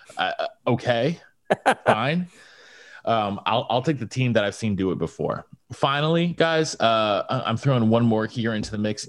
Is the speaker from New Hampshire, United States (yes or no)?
yes; New Hampshire, United States; my home state, New Hampshire